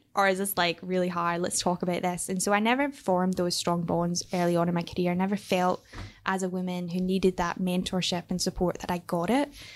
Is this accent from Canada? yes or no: no; Airdrie, Scotland, United Kingdom; I grew up in Scotland, but more specifically, I grew up in a very, um, small town called Airdrie.